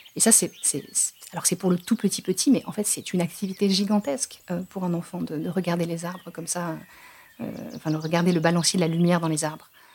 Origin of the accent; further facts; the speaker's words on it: France; on est français, tous les deux